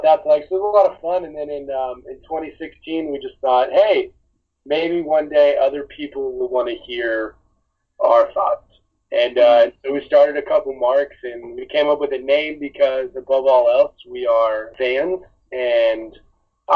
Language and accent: English; Atlanta, Georgia, United States; when I was growing up, I lived in Atlanta